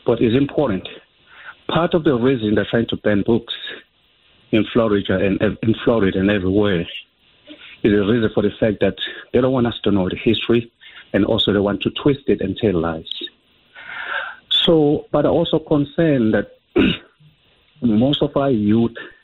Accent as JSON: {"language": "English", "country": "South Africa", "moved": "yes", "lives_now": "United States", "said": "I'm from South Africa"}